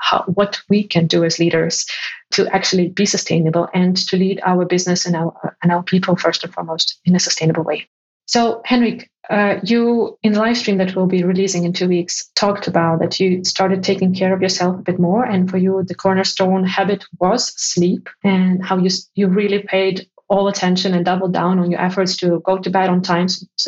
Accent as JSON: {"language": "English", "country": "Ukraine", "moved": "yes", "said": "my home country."}